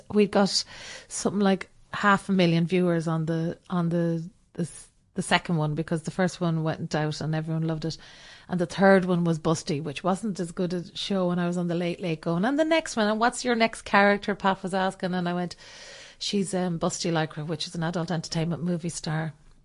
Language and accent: English; Ireland; I'm not being that Irish person.